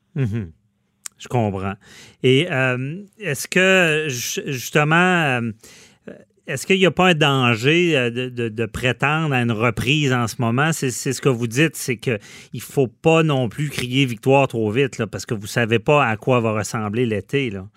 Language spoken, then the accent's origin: French; Quebec City, Quebec, Canada; si j'étais pas de Québec